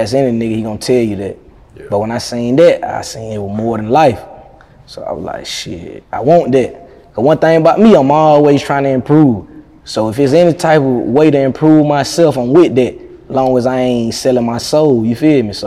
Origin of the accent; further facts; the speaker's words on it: Athens, Georgia, United States; I'm from Athens.